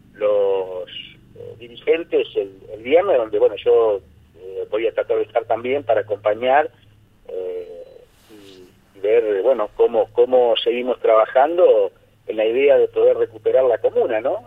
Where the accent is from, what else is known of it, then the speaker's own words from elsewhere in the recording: Argentina; also born or lived in Ambrosetti, Santa Fe; como buenos argentinos